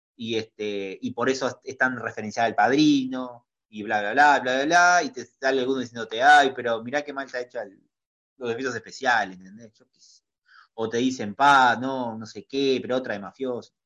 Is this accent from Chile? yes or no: no; Uruguay; Soy reconocido en mi país